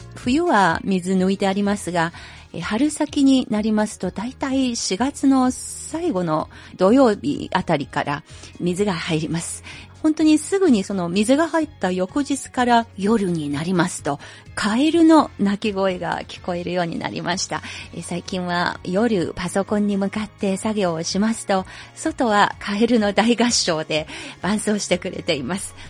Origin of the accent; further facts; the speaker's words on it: Anhui, China; now in Beijing, China; 北京と私のふるさと安徽省1100キロですので